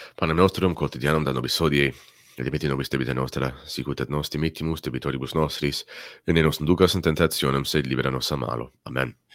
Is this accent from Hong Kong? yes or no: no; Canada; as Canadians